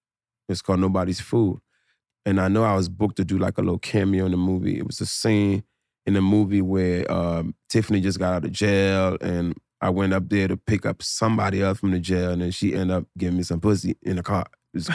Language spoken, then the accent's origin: English; Philadelphia, Pennsylvania, United States; also born or lived in New Jersey; I was in Jersey for like 3 years before I moved to Philly.